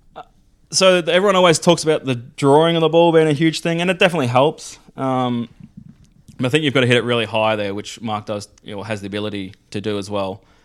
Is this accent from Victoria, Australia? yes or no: yes; Melbourne, Victoria, Australia; we're growing up on Melbourne